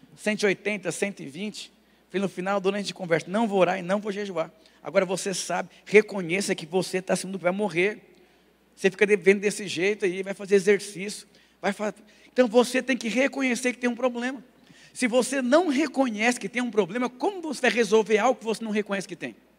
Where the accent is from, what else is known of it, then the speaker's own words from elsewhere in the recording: Brazil; also born or lived in Lapa; eu sou brasileiro